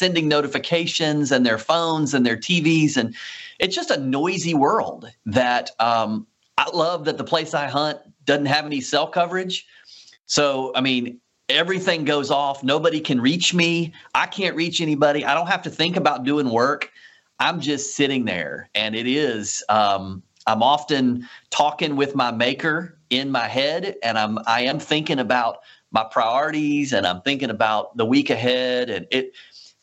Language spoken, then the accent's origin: English; Laurel, Mississippi, United States; now in Madison, United States; I'm a sixth generation Mississippian. And so, you know, roots go deep. And I grew up in Laurel